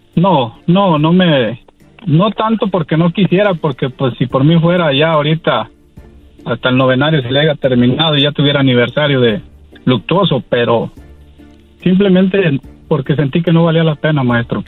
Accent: Mexico; also born or lived in Washington, United States; soy mexicano voy y vengo año tras año de a mi pueblo, aquí a, a Washington

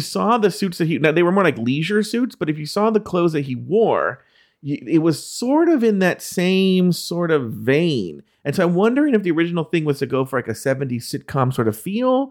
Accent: Brooklyn, New York, United States; I'm from Brooklyn. I think it's cool.

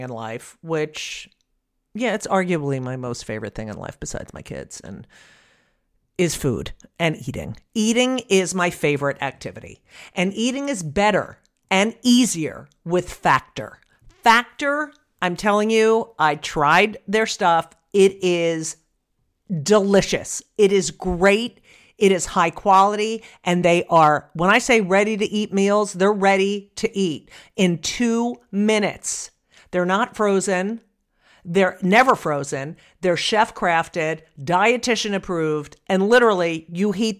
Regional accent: New Jersey, United States; I grew up in New Jersey as well

